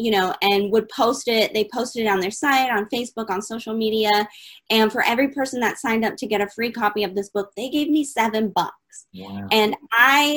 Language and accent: English; Detroit, Michigan, United States; So I was born in Detroit, Michigan on a rainy day. So clearly I'm from the States